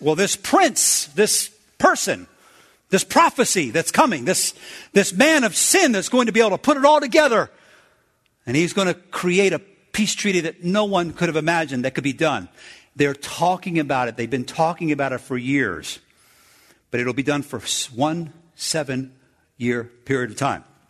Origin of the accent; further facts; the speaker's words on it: United States; I'm from America.